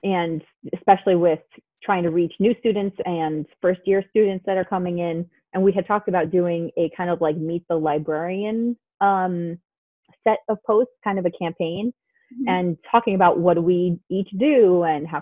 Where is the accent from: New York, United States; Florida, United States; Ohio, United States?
New York, United States; New York City; I grew up in Queens